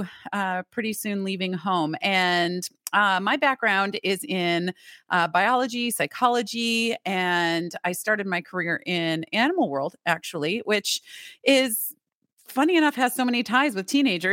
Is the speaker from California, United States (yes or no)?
no; Michigan, United States; moved away as an adult; now in North Carolina, United States; I'm from Michigan